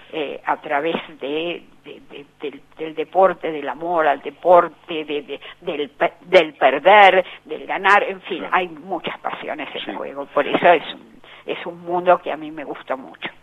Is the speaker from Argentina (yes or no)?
yes; Argentina